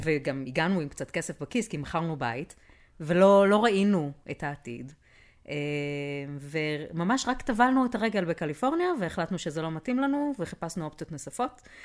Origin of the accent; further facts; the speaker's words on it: Haifa, Haifa District, Israel; moved away as an adult; also born or lived in Ramat Yishai, Israel / Bay Area, California; now in Austin, United States; אני חיפאית